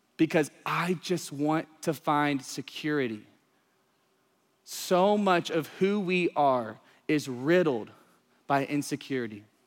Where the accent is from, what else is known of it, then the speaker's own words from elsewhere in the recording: East Texas, United States; I grew up in the country, small town, East Texas, yee yee stuff all the time